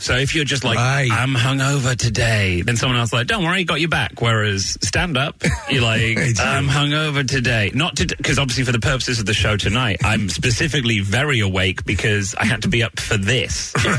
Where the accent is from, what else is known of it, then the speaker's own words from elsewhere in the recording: Manchester, North West England, United Kingdom; now in Brooklyn, United States; I'm from Manchester, the northwest, but I don't sound like it because I wish to be employable.